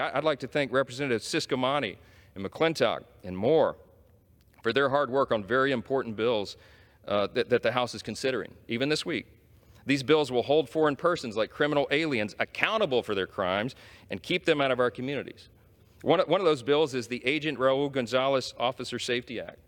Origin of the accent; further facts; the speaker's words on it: Shreveport, Louisiana, United States; my hometown in Shreveport, Louisiana